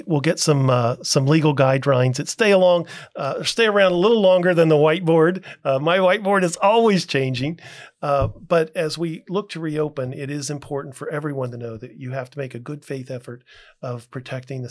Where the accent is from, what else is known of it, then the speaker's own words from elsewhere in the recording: Ohio, United States; A fellow Buckeye, I'm from Ohio too.